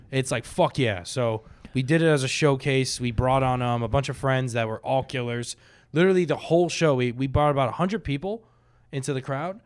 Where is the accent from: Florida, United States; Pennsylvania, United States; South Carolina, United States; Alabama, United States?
Florida, United States; Boca Raton; I grew up in Boca